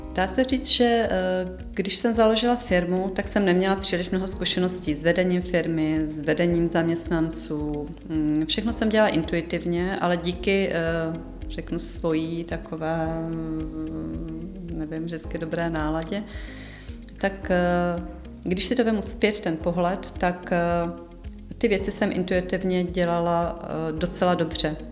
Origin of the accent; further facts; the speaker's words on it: Jihlava, Vysočina Region, Czechia; jsem z Jihlavy